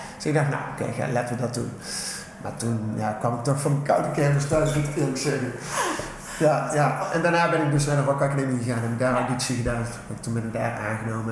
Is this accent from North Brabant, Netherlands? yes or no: yes; Tilburg, North Brabant, Netherlands; kom uit Tilburg, geboren in Getogen.